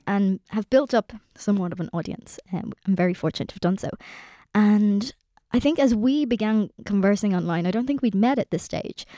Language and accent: English; Ireland; us as Irish people